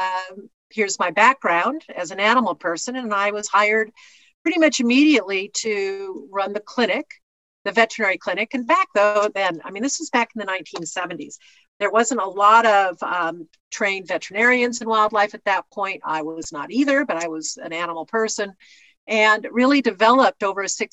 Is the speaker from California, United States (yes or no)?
yes; California, United States; also born or lived in Birmingham, Michigan; now in Namibia; we moved when I was four to California